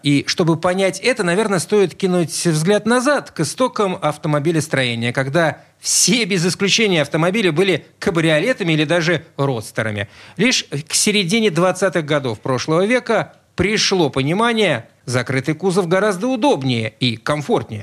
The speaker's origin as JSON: {"language": "Russian", "region": "Saint Petersburg", "country": "Russia", "tie": "born or raised there", "said": "я родился в Петербурге."}